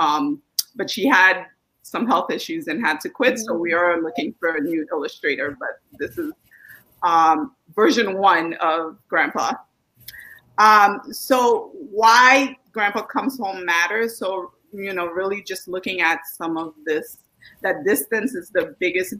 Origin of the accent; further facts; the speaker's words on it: Brooklyn, New York, United States; the Brooklyn that I grew up with, so we didn't really grow up with a lot of money, but we grew up with a lot of adventure